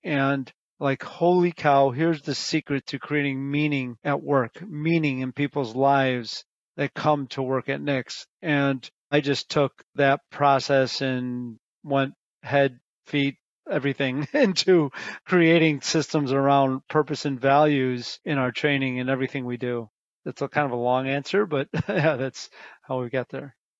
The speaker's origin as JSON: {"language": "English", "town": "Chicago", "region": "Illinois", "country": "United States", "tie": "born or raised there", "also_born_or_lived": "Barrington, Illinois", "said": "I was born and raised in Chicago"}